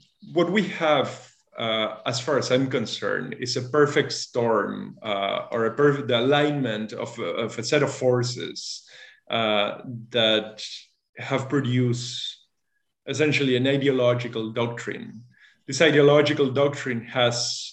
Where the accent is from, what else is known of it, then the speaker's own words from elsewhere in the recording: Argentina; moved away as an adult; also born or lived in Massachusetts, United States / France / Germany / New York, United States; I was born and raised in Argentina, and when I was 18, I moved to the U.S. to study